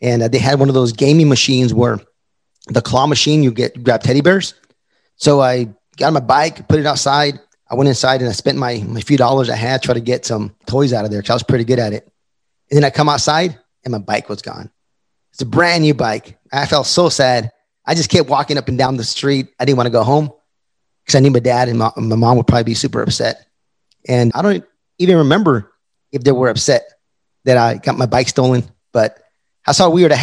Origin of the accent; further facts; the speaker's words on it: El Paso, Texas, United States; moved away; also born or lived in Fayetteville, North Carolina; I'm from El Paso, Texas